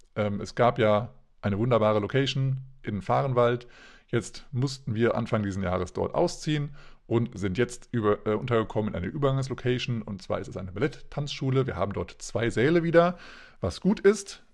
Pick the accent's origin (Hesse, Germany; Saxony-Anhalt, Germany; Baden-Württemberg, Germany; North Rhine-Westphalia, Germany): Hesse, Germany; now in Hanover, Germany; ich bin ja ursprünglich auch aus Hessen